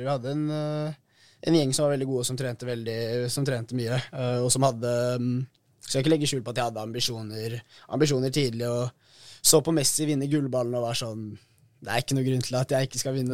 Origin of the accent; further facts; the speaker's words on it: Oslo, Norway; Ja, jeg er fra Majorstuen